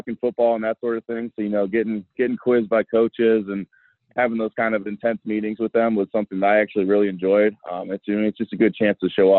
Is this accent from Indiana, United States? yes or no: yes; South Bend, Indiana, United States; I'm from South Bend.